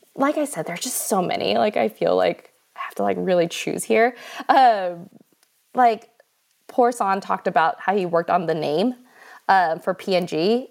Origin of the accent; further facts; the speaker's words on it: United States; I'm American